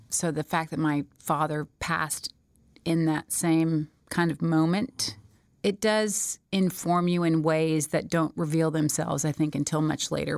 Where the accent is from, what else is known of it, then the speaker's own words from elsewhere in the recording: Smyrna, Georgia, United States; I was born and raised in Smyrna, Georgia.